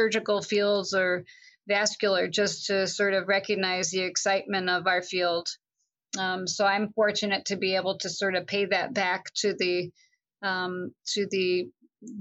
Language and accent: English; Long Island, New York, United States; I grew up in Long Island, New York